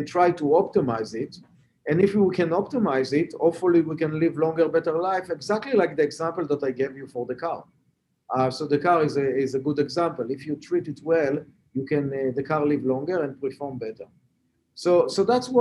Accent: Israel; English is a second language; moved away as an adult; also born or lived in Boston; As you can hear from my accent, I'm not a Native American. I was born and raised in Israel.

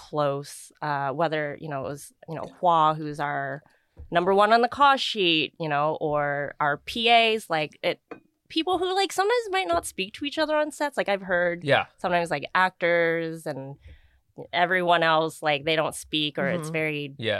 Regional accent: Vietnam; born there; moved away; So I was born in Vietnam. I have my FOB mark. I'm a refugee.

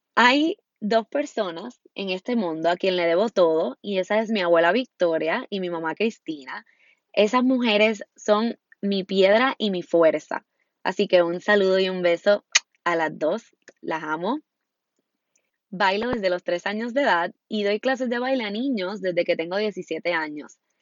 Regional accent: Puerto Rico; Soy puertorriqueña y vivo en la hermosa Isla del Encanto, Puerto Rico

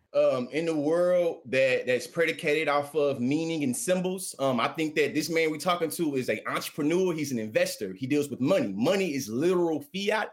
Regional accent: Texas, United States; I'm from down here. I still live on the plantation

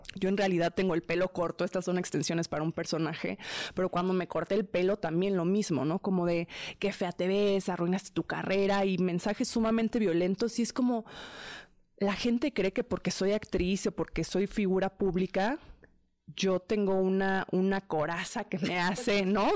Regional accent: Mexico; soy mexicana

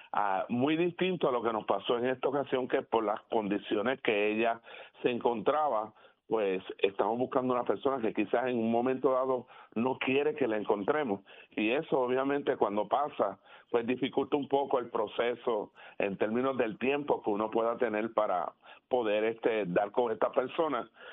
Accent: Puerto Rico; como puertorriqueños

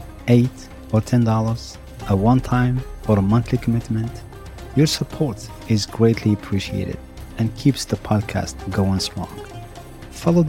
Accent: Morocco; native Moroccans like myself

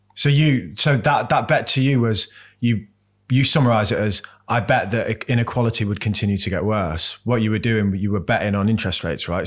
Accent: Birmingham, West Midlands, United Kingdom; moved away; I grew up in Birmingham

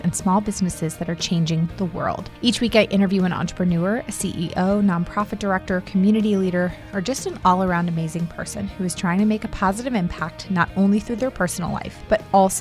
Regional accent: United States; now in North Carolina, United States; I grew up outside of DC

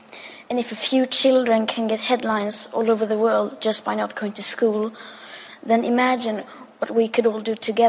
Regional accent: Sweden; I am 15 years old, and I'm from Sweden.

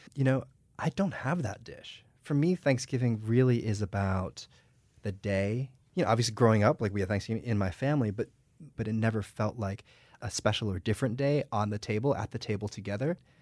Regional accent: United States; I was born and raised in the United States

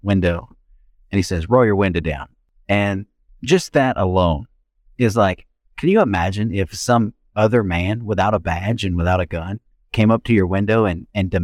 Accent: Memphis, Tennessee, United States; I grew up in Fraser

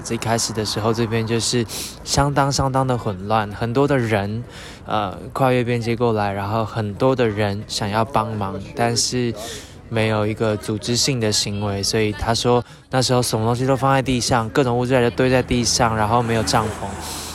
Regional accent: Taiwan; 因为我们背包上面都写着我们来自台湾

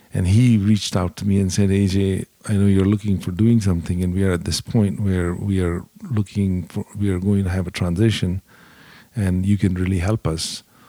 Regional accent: India; moved away as an adult; also born or lived in Dallas, United States; now in United States; I grew up in India

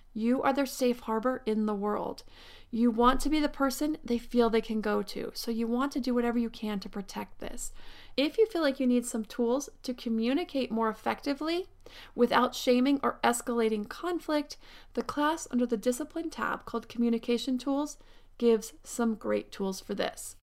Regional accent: Pennsylvania, United States; born or raised there; now in Southern California, United States

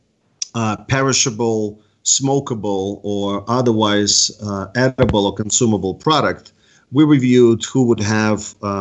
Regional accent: East Coast, United States; I'm from the East Coast

